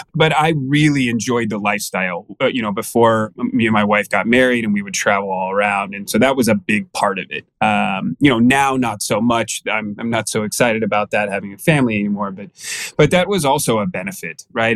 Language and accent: English; Danville, California, United States; moved away as an adult; also born or lived in North Carolina; now in Arizona, United States; California Bay Area guy. Grew up in the East Bay there